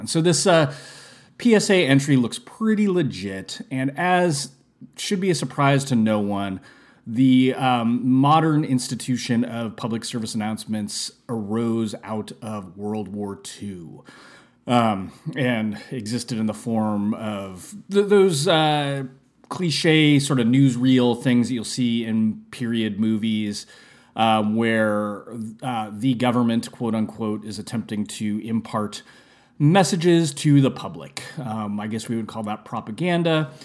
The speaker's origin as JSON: {"language": "English", "town": "San Francisco", "region": "California", "country": "United States", "tie": "born or raised there", "said": "I only lived in San Francisco from the years of zero to five, and then I never lived there again"}